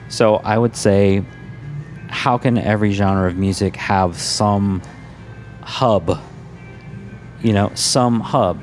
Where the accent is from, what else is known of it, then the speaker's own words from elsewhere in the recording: Midwest, United States; also born or lived in Los Angeles, California; now in Minnesota, United States; I'm from the Midwest. I work hard